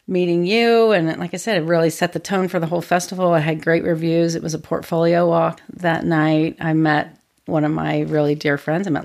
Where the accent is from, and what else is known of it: Springfield, Ohio, United States; born or raised there; moved away as an adult; now in Portland, United States